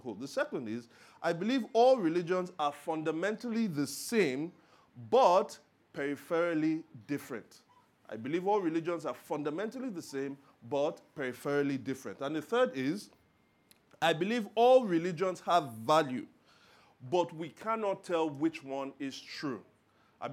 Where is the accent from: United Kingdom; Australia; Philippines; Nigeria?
Nigeria; Lagos; I was born and raised in Lagos.